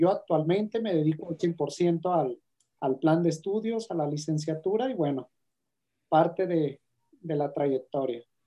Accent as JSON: {"language": "Spanish", "town": "Guadalajara", "region": "Jalisco", "country": "Mexico", "said": "soy de Guadalajara, Jalisco"}